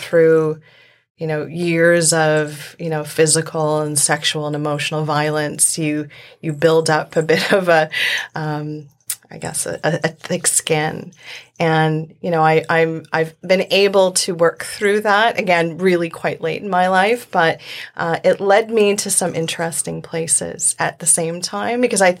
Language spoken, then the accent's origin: English; Indonesia; born there; I was born in Indonesia. I was adopted as a baby.